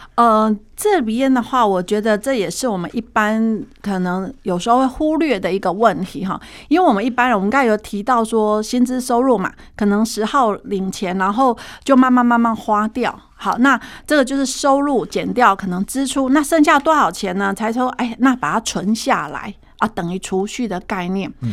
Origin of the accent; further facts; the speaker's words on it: Taiwan; 其实平均现在目前我们台湾人大概是平均被照顾的